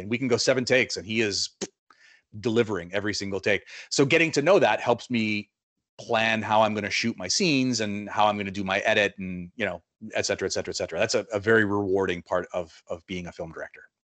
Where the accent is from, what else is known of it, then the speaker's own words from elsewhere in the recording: Winnipeg, Manitoba, Canada; moved away as an adult; also born or lived in Buenos Aires; I'm a South End Winnipegger